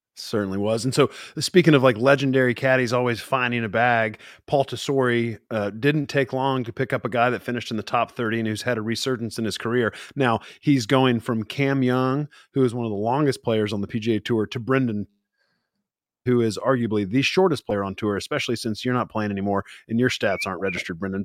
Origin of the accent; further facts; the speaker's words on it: Amarillo, Texas, United States; I'm born and raised in Amarillo, Texas, and I grew up a Cowboys fan